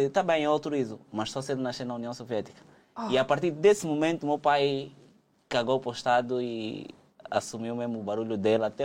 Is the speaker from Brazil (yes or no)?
no; Angola; A, a, nossa vida enquanto angolanos aqui é tão complicada, tão desgastante